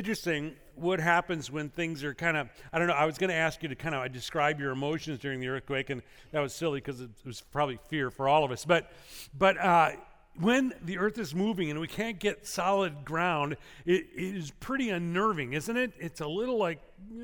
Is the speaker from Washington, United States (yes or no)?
no; Illinois, United States; now in California, United States; Growing up in Illinois